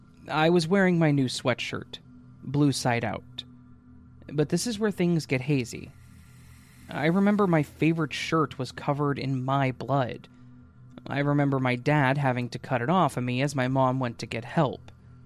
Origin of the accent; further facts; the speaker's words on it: Maine, United States; A little insight into my life growing up. Growing up in Maine in the 80s, my family and I would go camping every summer.